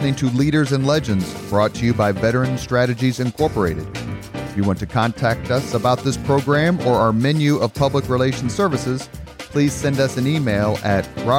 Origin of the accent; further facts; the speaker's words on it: United States; I guess as an American